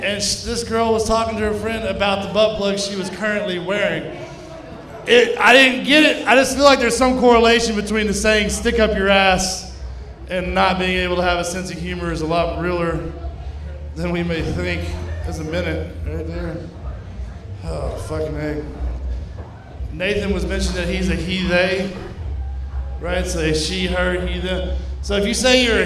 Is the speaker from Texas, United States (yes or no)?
yes; Kaufman County, East Texas, United States; moved away; I'm from East Texas, from Kaufman County